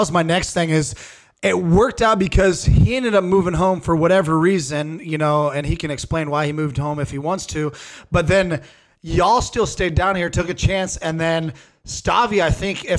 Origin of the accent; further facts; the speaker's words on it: Burlington, United States; moved away as an adult; also born or lived in Denver; I'm from Burlington, which is only 20,000